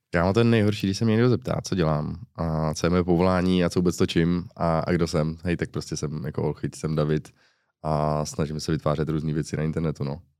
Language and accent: Czech; Uherské Hradiště, Zlín Region, Czechia; accent: Slovácko; also born or lived in Mariánské Lázně / Cheb; od Uherského hradiště nejsem, jsem z Uherského hradiště